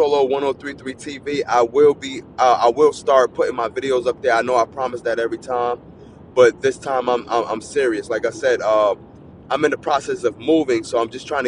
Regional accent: New Jersey, United States; I'm from New Jersey.

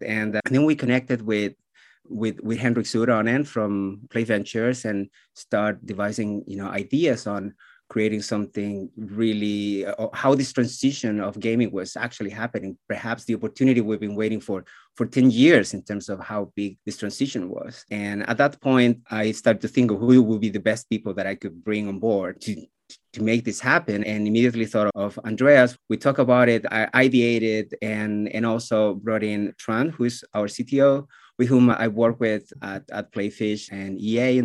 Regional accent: Chile; accent: Chilean; English is a second language; moved away as an adult; also born or lived in Helsinki, Finland / Barcelona, Spain; now in Malmö, Sweden; I'm originally from Chile, so that's the accent you hear. Grew up there, went to university there

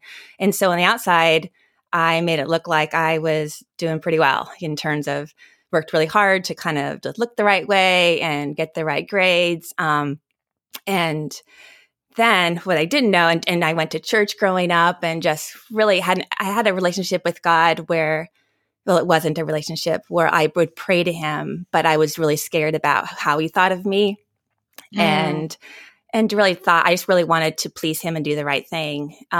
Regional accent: Arbuckle, California, United States; It was probably about 4 hours north of my little town that I grew up in Arbuckle. So, but yeah, not many people know about weed. Not many people know about Arbuckle, California.

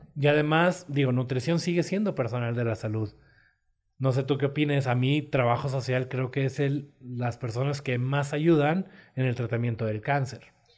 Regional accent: Sonora, Mexico; moved away as an adult; also born or lived in Torreón, Coahuila; Yo soy de Sonora

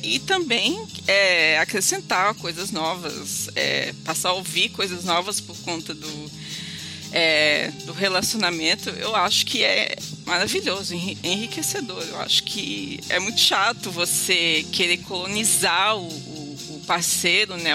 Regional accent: São Paulo, Brazil; now in Rio de Janeiro, Brazil; sou uma exilada morando no Rio de Janeiro, sou de São Paulo

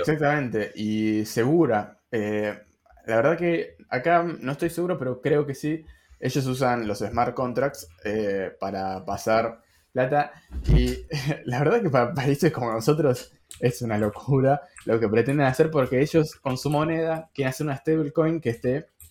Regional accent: Argentina; los que tenemos una moneda quizás no es tan fuerte

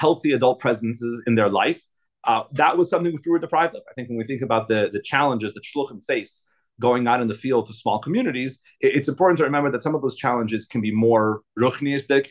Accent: Salt Lake City, Utah, United States; I was raised in Salt Lake City. I'm a second generation shliach here in Utah.

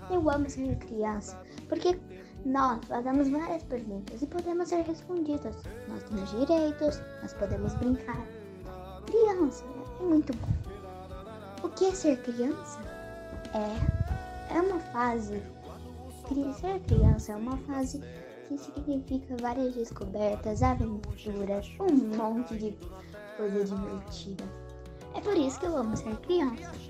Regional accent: Uberlândia, Minas Gerais, Brazil; eu tenho 9 anos eu sou da cidade de, de Uberlândia

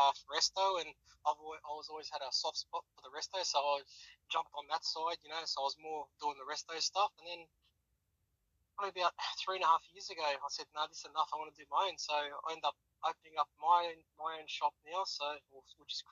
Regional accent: Sydney, New South Wales, Australia; now in Wollongong, Australia; I grew up in Sydney

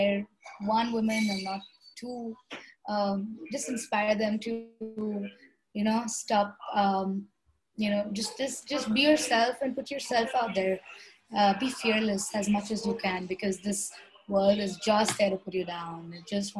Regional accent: Hubli, Karnataka, India; I come from Uttar Karnataka, which is Hubli, Dharwad. So I come from the border of Karnataka and Maharashtra.

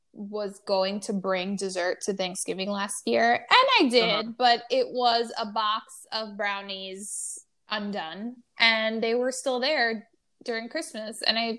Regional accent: New York City, New York, United States; I'm a New Yorker

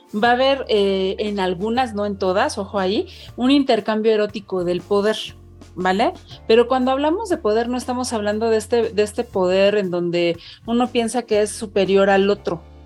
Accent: Mexico City, Mexico; yo soy una mujer mexicana, de 43 eh, años que vive en Ciudad de México, pues prácticamente toda, mi vida he estado aquí

